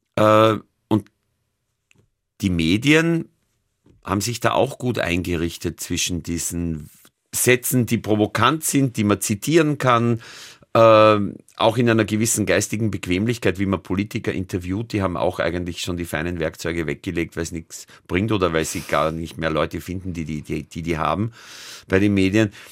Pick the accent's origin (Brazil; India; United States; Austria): Austria; near Amstetten, Lower Austria; now in Vienna, Austria; in Amstetten, das ist die Stadt, wo man am nächsten zu meinem Heimatdorf kommt